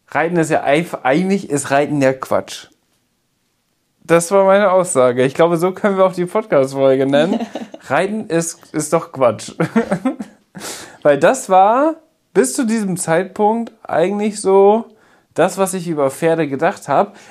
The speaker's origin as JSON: {"language": "German", "area": "Münsterland", "region": "North Rhine-Westphalia", "country": "Germany", "said": "bei uns im Münsterland"}